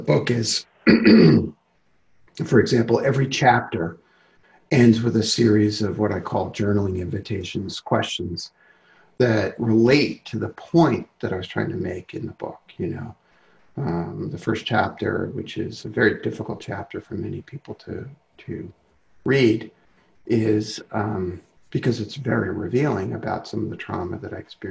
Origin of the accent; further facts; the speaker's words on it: New York City, New York, United States; I grew up in Brooklyn